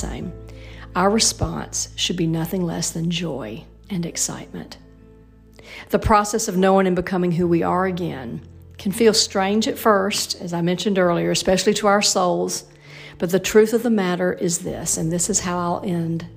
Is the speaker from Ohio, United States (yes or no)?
no; Alabama, United States; also born or lived in Indiana; it's Alabama, that's my home state